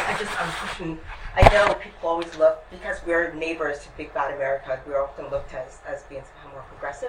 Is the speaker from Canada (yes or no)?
yes; Canada; just as a Canadian